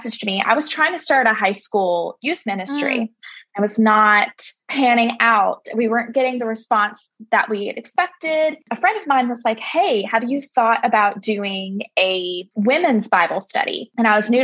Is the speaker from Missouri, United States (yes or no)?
no; Gulf Breeze, Florida, United States; also born or lived in Birmingham; I grew up in Gulf Breeze. So born and raised, went to school in Birmingham and then came back.